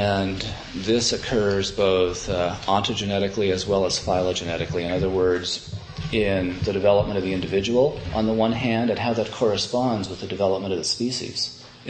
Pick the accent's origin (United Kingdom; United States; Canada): Canada; moved away; as a Canadian